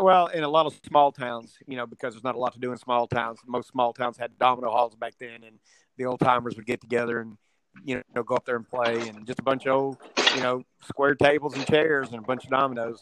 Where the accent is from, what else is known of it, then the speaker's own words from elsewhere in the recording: Houston, Texas, United States; also born or lived in Midland, Texas; now in Avery, United States; I was born in Midland, Texas, which is in West Texas. And uh, at five years old, I moved from there to Houston. My mother took a transfer with her job with her company, and I lived in Houston from uh, 1971 to 1980 and then in '80 I moved